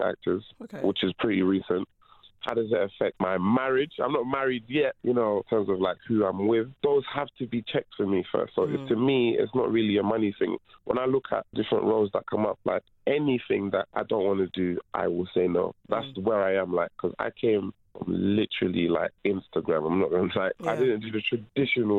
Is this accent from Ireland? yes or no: no; London, United Kingdom; first language French; English is a second language; also born or lived in Ivory Coast; I grew up in Peckham